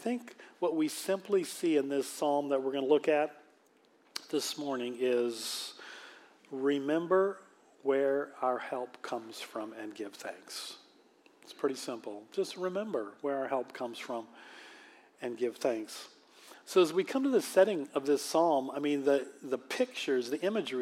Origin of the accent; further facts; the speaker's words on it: Manchester, Washington, United States; when I grew up in Manchester, Washington, which was very much the country back then.